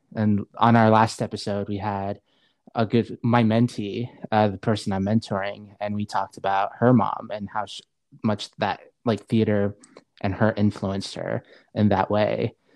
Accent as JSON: {"language": "English", "country": "Saudi Arabia", "tie": "born or raised there", "also_born_or_lived": "Seattle, Washington, United States", "moved": "yes", "lives_now": "Spokane, United States", "said": "I was just raised in Saudi Arabia. I wasn't born there. I was born in Seattle."}